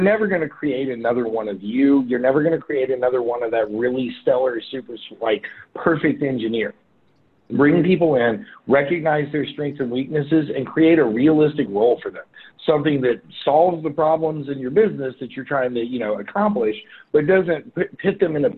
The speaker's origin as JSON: {"language": "English", "town": "Memphis", "region": "Tennessee", "country": "United States", "said": "I'm from Memphis, and therefore we are pretty picky about barbecue as a concept"}